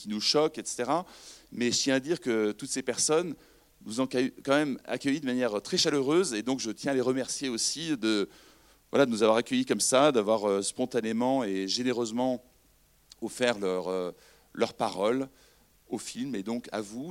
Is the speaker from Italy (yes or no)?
no; France; on vient de France